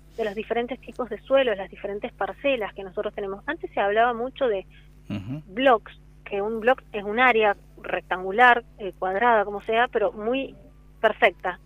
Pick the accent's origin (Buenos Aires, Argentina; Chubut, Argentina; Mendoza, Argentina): Mendoza, Argentina; moved away as an adult; now in San Juan, Argentina; soy mendocina y hace siete años que vivo en la provincia